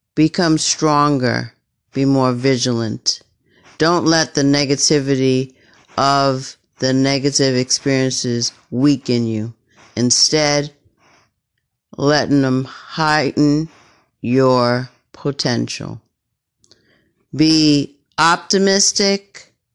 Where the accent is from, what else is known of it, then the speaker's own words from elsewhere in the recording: United States; I'm an American